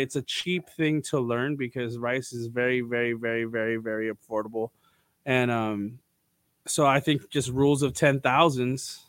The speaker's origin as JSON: {"language": "English", "town": "Los Angeles", "region": "California", "country": "United States", "tie": "born or raised there", "said": "growing up in Southern California"}